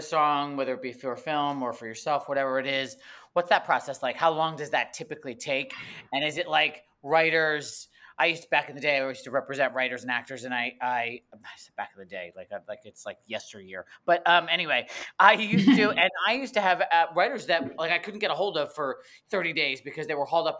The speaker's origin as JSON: {"language": "English", "region": "New Jersey", "country": "United States", "tie": "born or raised there", "moved": "yes", "lives_now": "Los Angeles, United States", "said": "I was born and raised in New Jersey"}